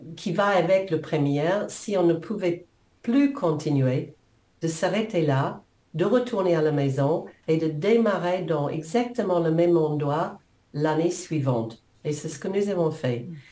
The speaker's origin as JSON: {"language": "French", "country": "New Zealand", "tie": "born or raised there", "second_language": "French", "moved": "as an adult", "lives_now": "France", "said": "je, suis née en Nouvelle-Zélande il y a quelques années."}